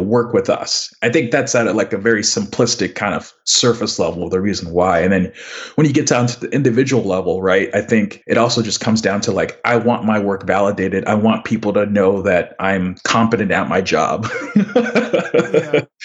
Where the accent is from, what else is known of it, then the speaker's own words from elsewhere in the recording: Houston, Texas, United States; also born or lived in The Woodlands, Texas; now in Dallas, United States; I grew up in Houston and Westfield High School